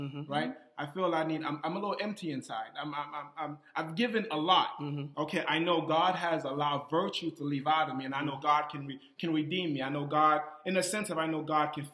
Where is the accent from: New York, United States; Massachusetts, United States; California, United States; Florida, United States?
Massachusetts, United States; Boston; I'm from Boston